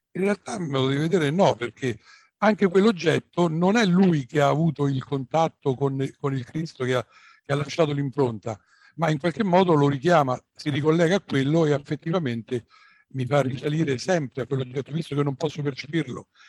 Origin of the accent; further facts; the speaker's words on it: Rome, Lazio, Italy; also born or lived in Tuscany; io sono romano, veramente.